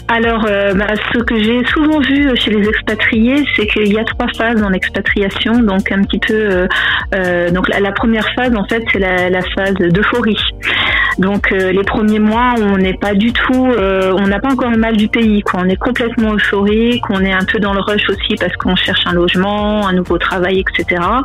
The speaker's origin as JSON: {"language": "French", "country": "France", "moved": "yes", "said": "quand on est français euh, avec une famille nombreuse"}